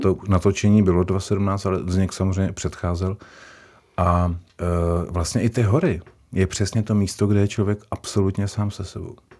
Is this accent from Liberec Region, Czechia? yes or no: yes; Turnov, Liberec Region, Czechia; now in Prague, Czechia; jsem se narodil v Turnově, což je město, kdo neví, tak je to město když v Českém ráji, před Libercem